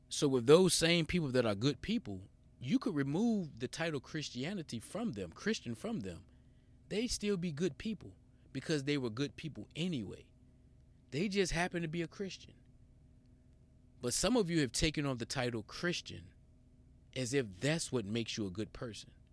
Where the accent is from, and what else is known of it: United States